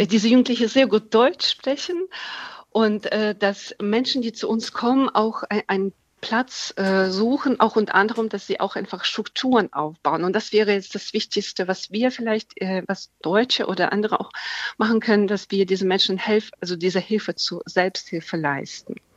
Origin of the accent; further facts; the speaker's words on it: Ukraine; now in Germany; da fühle ich mich als Ukrainerin